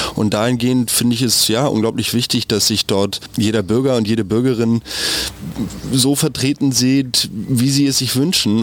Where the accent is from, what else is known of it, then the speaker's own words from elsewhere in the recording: Germany; Wir als Deutsche